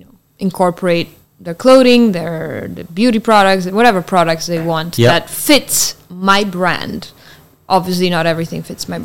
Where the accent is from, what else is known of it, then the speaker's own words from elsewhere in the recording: Italian part of Switzerland, Ticino, Switzerland; first language Italian; English is a second language; I grew up on the border between Switzerland and Italy, close to Milan